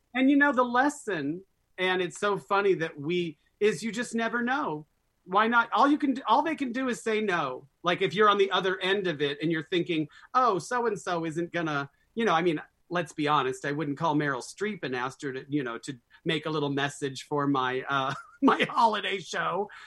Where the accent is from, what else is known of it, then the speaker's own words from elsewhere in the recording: Scottsdale, Arizona, United States; Growing up in Scottsdale, Arizona in the 60s and 70s